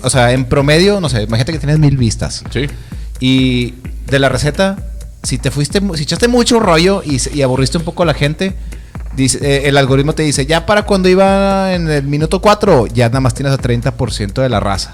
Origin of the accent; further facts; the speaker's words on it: Monterrey, Nuevo León, Mexico; como buen regio